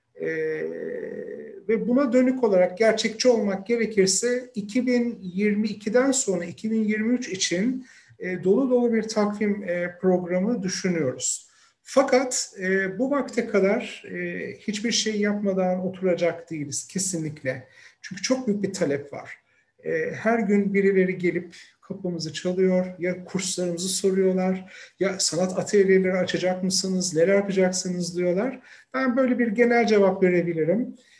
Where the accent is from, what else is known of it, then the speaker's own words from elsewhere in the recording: Izmir, Turkey; moved away as an adult; also born or lived in Istanbul / Ankara / North Macedonia / Albania; now in Beijing, China; 1972 yılında İzmir'de doğdum.